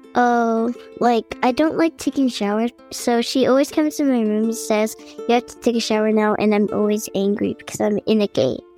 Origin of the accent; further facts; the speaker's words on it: Virginia, United States; I am from Virginia, and that is where I am right now.